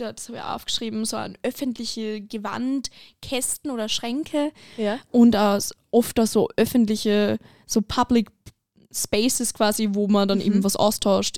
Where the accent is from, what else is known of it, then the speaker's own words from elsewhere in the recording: Lower Austria, Austria; moved away as an adult; now in Carinthia, Austria; Ich komme ursprünglich aus Niederösterreich